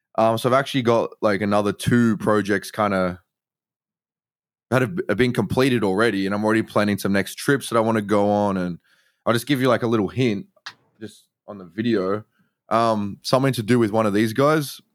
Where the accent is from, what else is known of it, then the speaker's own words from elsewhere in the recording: Sydney, New South Wales, Australia; I'm from Sydney, Australia.